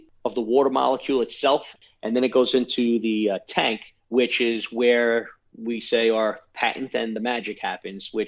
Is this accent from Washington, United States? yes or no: no; New York City, New York, United States; I grew up in Brooklyn, New York, and then in Staten Island, New York.